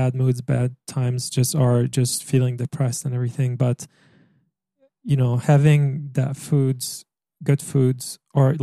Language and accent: English; Egypt; moved away; also born or lived in France; growing up in Egypt